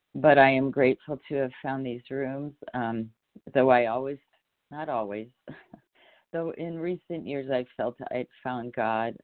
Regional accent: Ohio, United States; also born or lived in California; now in Utah, United States; I, I was born in Ohio

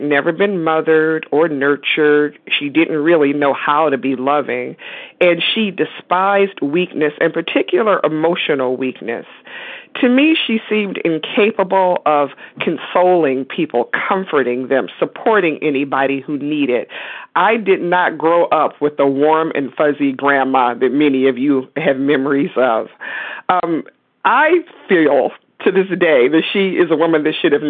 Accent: Detroit, Michigan, United States; also born or lived in West Virginia; now in Pennsylvania, United States; I was born and raised in Detroit, Michigan, and I now live in central Pennsylvania

